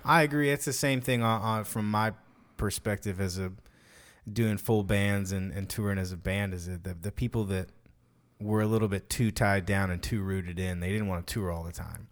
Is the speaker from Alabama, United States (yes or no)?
no; Fort Worth, Texas, United States; I'm from Fort Worth